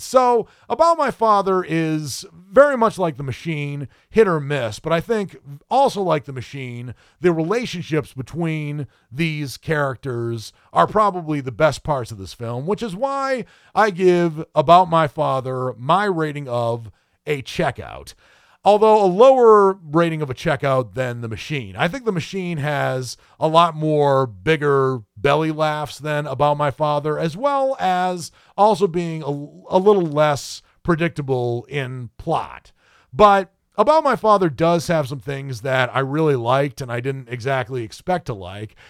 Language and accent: English; New England, United States; also born or lived in the South (US); now in US South; having been born and raised in New England